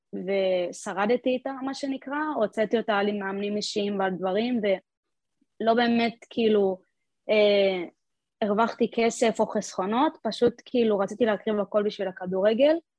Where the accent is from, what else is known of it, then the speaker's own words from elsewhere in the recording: Talmon, Central District, Israel; moved away as an adult; now in Split, Croatia; לקבוצת בנים במושב שלי